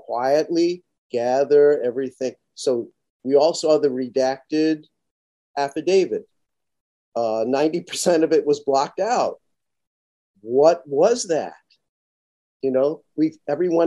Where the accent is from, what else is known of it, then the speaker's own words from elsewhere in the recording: New York City, New York, United States; I'm from Brooklyn.